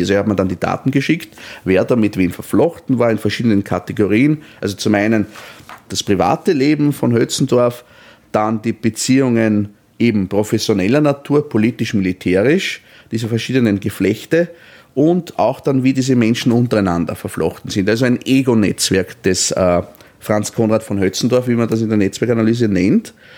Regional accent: Austria; als Österreicher

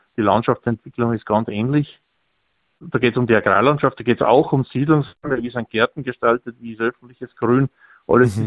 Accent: grassland area north of Salzburg, Austria; ich komme ja aus dem Grünlandgebiet nördlich von Salzburg

